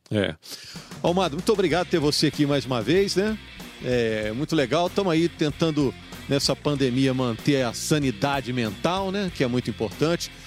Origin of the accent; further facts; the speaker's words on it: Juiz de Fora, Minas Gerais, Brazil; now in Belo Horizonte, Brazil; eu sou de Juiz de Fora.